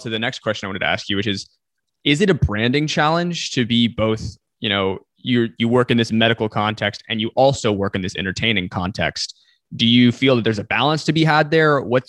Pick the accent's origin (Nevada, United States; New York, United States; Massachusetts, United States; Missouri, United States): Nevada, United States; Las Vegas; I grew up in Las Vegas.